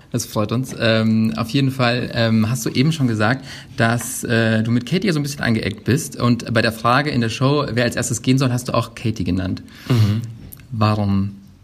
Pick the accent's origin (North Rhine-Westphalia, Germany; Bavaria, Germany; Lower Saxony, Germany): Bavaria, Germany; Munich; aus unserer, meiner Heimat München.